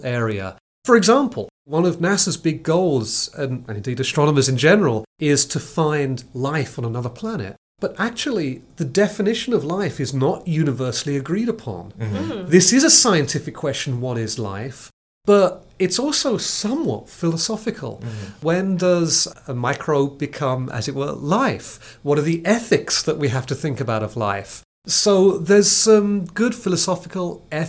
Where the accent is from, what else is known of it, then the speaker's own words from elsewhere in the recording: Billericay, East of England, United Kingdom; now in San Antonio, United States; I was born in Billericay, which is a faintly sounding town on the east side of London